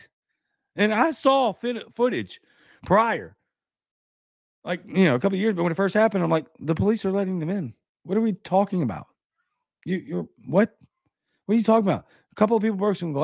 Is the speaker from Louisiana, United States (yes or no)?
yes; Baton Rouge, Louisiana, United States; now in Mississippi, United States; I'm from Baton Rouge